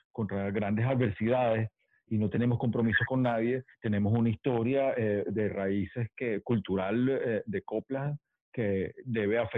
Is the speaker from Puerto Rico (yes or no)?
no; Venezuela; now in Los Angeles, United States; los mexicanos dicen que el acento de nosotros es cantadito